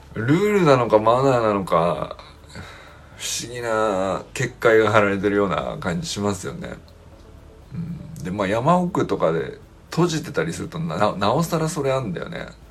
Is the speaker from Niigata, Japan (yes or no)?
yes; Niigata, Japan; moved away as an adult; also born or lived in Sapporo; 新潟のまあ、新潟の中では市内、市街地に住んでたから、そんな、まあ、ど田舎から出てきた何も知らないみたいな感じではないけど